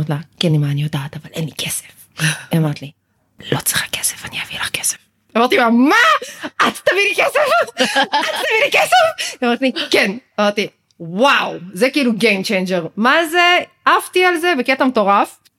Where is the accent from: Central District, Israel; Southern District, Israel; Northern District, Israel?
Northern District, Israel; Ma'alot-Tarshiha; התחלתי לעבוד בשוק בנהריה, במקור אני ממעלות. אה, כבר גרתי אז במרכז